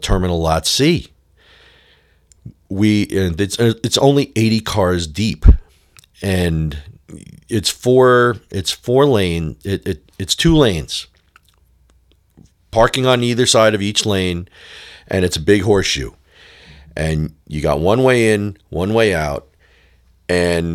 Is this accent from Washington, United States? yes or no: no; Long Island, New York, United States; moved away as an adult; now in Nashville, United States; me being a native New Yorker for most of my adult life and, most of my childhood, growing up on Long Island